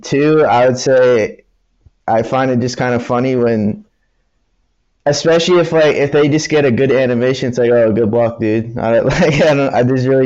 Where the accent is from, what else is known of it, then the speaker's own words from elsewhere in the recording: Boston, Massachusetts, United States; I'm from Boston